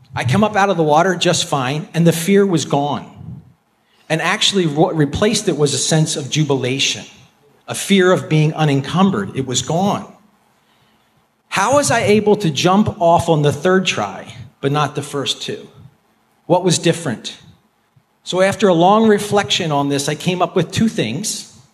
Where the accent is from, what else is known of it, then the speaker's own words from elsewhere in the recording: outside of Philadelphia, Pennsylvania, United States; I grew up outside of Philadelphia